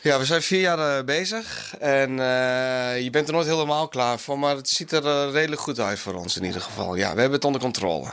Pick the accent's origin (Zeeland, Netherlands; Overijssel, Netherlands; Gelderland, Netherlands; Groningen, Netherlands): Overijssel, Netherlands; Enschede; now in South Korea; ik kom zelf uit Enschede, of tenminste ben ik er opgegroeid